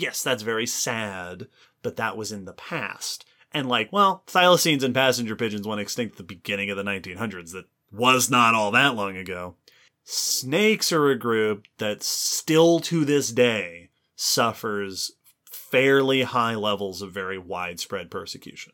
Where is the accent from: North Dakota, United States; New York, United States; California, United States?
New York, United States; Long Island; I grew up on Long Island in New York